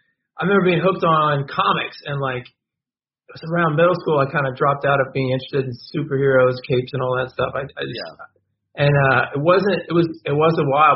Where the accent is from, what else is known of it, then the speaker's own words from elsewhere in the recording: Virginia, United States; moved away as an adult; also born or lived in Harlem, New York / Sunnyside, Queens, New York; now in Brooklyn, United States; I'm from Virginia originally. It's like, anyone who knows Virginia, there's a little Mennonite town, horse and buggies between Stanton and Harrisonburg.